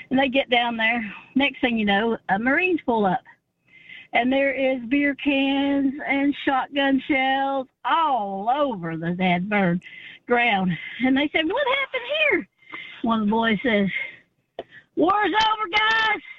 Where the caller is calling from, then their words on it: Chattanooga, Tennessee, United States; I'm from Chattanooga, Tennessee.